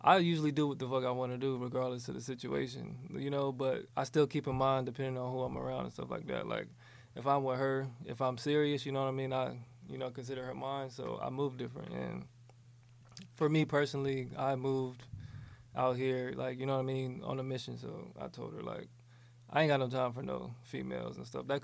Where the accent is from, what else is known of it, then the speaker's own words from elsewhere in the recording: Virginia Beach, Virginia, United States; moved away as an adult; now in Los Angeles, United States; I'm from Virginia Beach. I just moved out here to LA like 2 years ago